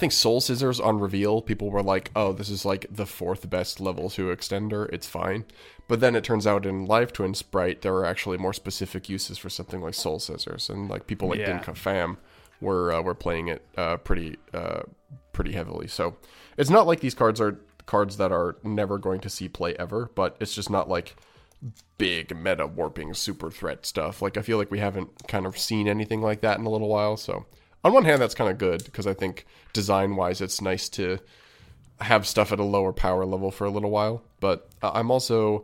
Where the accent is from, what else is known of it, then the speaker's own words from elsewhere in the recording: Canada; As a Canadian